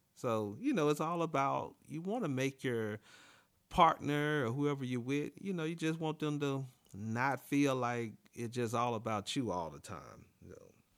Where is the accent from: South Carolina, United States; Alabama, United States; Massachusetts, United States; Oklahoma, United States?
Alabama, United States; near Montgomery; now in Washington, D.C., United States; the closest airport to my hometown is Montgomery, Alabama